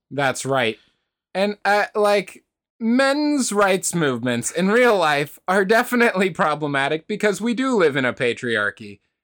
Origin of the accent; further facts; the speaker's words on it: United States; Just as an American